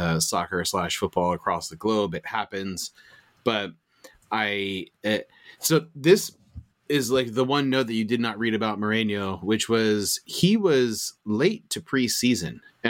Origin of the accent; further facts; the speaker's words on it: United States; Full into it. I'm American. We just celebrated a holiday, Randy.